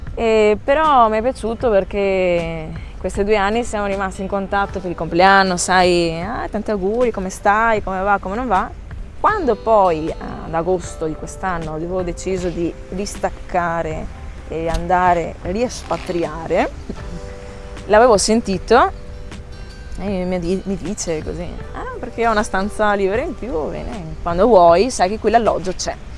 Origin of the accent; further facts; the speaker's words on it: Italy; moved away as an adult; now in Lanzarote, Spain; la mia terra la amo, lo ripeterò sempre, io l'Italia la amo